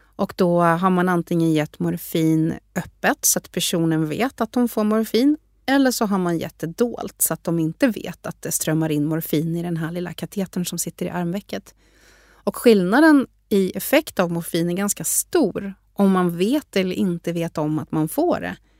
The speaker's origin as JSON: {"language": "Swedish", "country": "Sweden", "also_born_or_lived": "Harvard, United States", "moved": "as an adult", "said": "jag kom ifrån Sverige"}